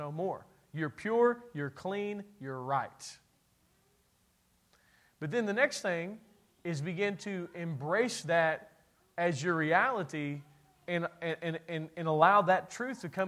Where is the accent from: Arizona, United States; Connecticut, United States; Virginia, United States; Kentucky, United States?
Kentucky, United States; I'm from Kentucky, and that's what we